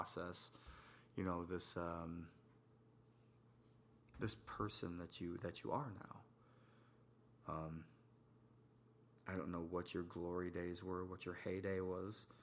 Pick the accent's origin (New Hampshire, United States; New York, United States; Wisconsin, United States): New York, United States; moved away; also born or lived in Tennessee / Virginia; I'm from New York originally